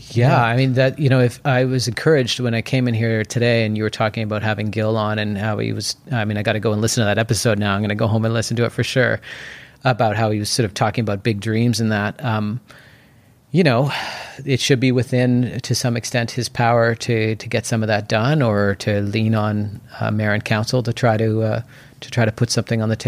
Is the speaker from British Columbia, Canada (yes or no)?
yes; Port Moody, British Columbia, Canada; also born or lived in Mexico; No, I grew up in Port Moody. I did live briefly in um, in North Van, but the first place I moved into in Yaletown was actually in 1999.